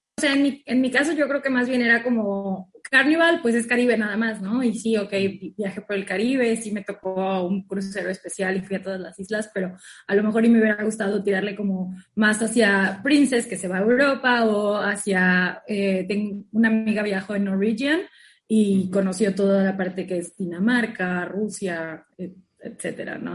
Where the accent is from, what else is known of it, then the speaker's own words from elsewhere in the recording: Cozumel, Quintana Roo, Mexico; also born or lived in Mérida, Yucatán; Yo soy de Cozumel y estudié en la Universidad de Mérida, Yucatán